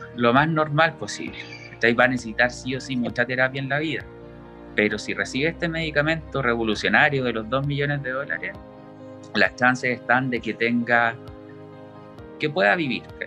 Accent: Talcahuano, Biobío, Chile; somos de Talcahuano, hemos vivido toda la vida

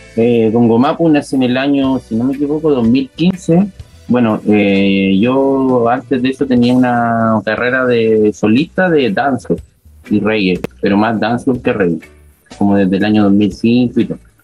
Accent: Concepción, Biobío, Chile; Nosotros somos de acá, pues, somos penquistas, pencochas

